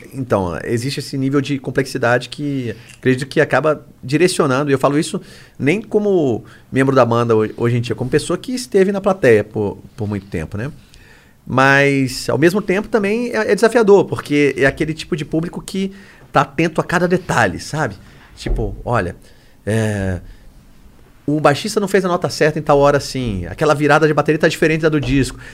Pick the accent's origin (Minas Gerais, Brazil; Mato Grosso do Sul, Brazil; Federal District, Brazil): Federal District, Brazil; Brasília; Lá em Brasília, eu sou de Brasília, né? Moro lá.